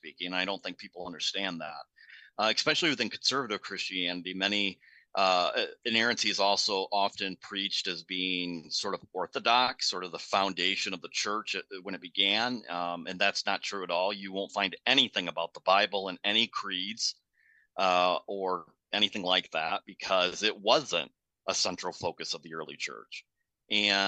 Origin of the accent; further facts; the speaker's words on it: United States; as Americans